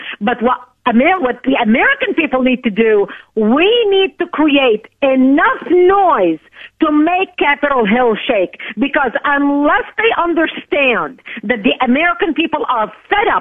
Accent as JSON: {"language": "English", "country": "Lebanon", "tie": "born or raised there", "moved": "yes", "lives_now": "United States", "said": "I was born and raised in Lebanon as a child"}